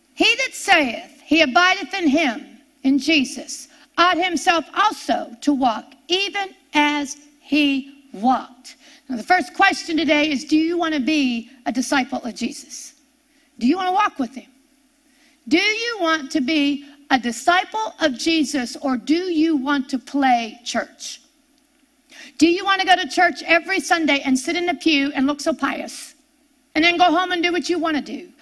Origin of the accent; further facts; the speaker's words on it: near Pittsburgh, Pennsylvania, United States; I grew up near Pittsburgh, Pennsylvania, and everybody knew the steel mills